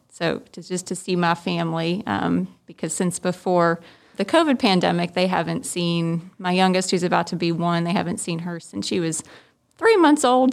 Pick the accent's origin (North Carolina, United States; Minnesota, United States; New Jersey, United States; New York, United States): New Jersey, United States; also born or lived in West Virginia; now in Tifton, United States; I'm originally from New Jersey. That's where I was born.